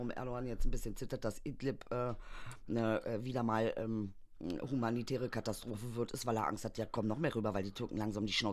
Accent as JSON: {"language": "German", "region": "East Germany", "country": "Germany", "said": "Ich als Ostdeutscher."}